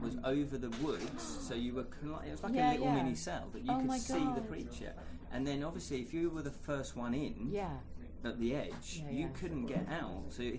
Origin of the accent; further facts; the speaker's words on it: Hertford, East of England, United Kingdom; I'm from Hartford